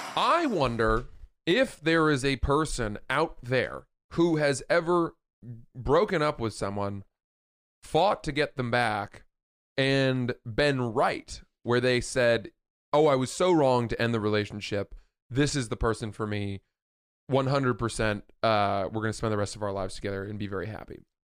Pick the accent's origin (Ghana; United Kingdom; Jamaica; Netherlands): United Kingdom; England; I'm English.